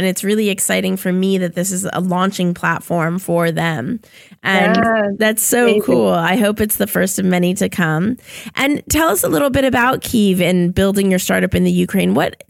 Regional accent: Toronto, Ontario, Canada; Yeah, different cities, but pretty much like all within the GTA.

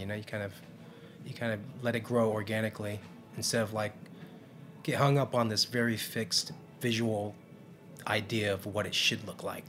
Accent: California, United States; now in New York, United States; Vietnamese tradition and growing up in California

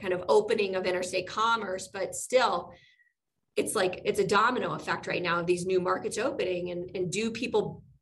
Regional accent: Indiana, United States; I'm from Indiana

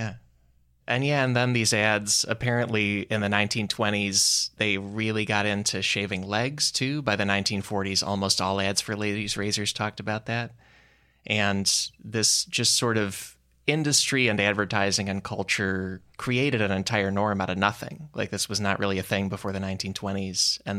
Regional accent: Chicago, Illinois, United States; I grew up in Chicago, but I never learned the British accent, you know?

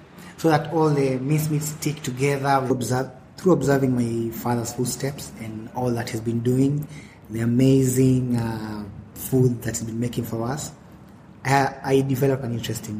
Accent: Nairobi, Kenya; also born or lived in Mombasa; I was born in Kenya, place called Mombasa, town called Mombasa. And then after some time, we relocated to Nairobi. When I was like 8-9 years old.

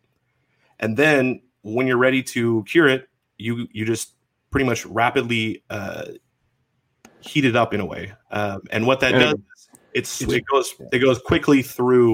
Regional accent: Washington, United States; I am from Washington State

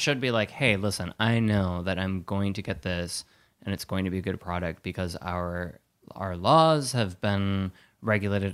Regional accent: Wisconsin, United States; I'm from Wisconsin

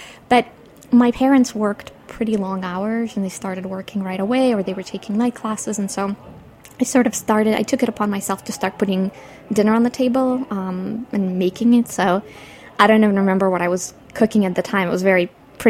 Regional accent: Saint Petersburg, Russia; born there; moved away; Well, I was born in St. Petersburg, and my family and I immigrated in December of 88.

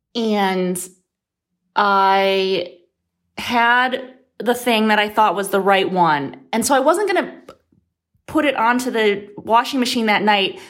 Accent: Midwest, United States; moved away; I grew up in the Midwest

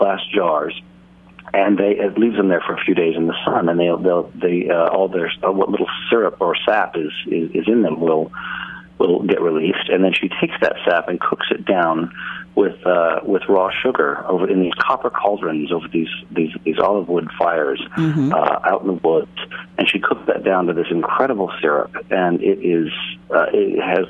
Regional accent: San Francisco, California, United States; moved away; also born or lived in London; I went back to my hometown of San Francisco

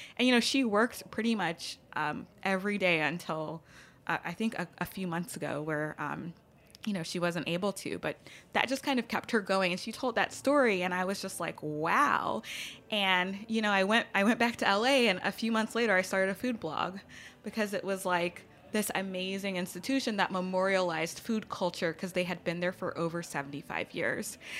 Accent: Baton Rouge, Louisiana, United States; moved away as an adult; also born or lived in Los Angeles; born and raised in Baton Rouge, like birth until I left for college

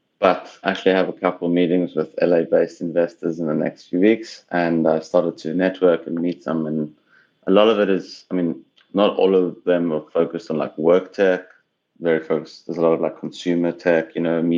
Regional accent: South Africa; moved away as an adult; also born or lived in Cape Town / Tel Aviv / Oklahoma; now in Los Angeles, United States; I'm from South Africa originally

